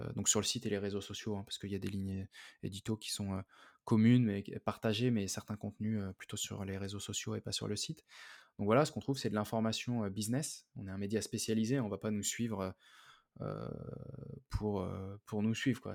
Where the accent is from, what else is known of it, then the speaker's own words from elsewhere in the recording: Paris suburbs, Île-de-France, France; je suis, de banlieue parisienne